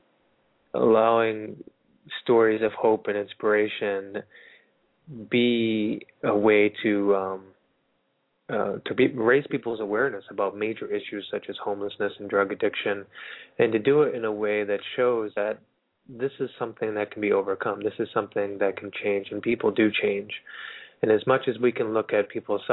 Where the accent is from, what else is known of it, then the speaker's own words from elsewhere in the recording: Littleton, United States; now in Los Angeles, United States; my beautiful hometown of Littleton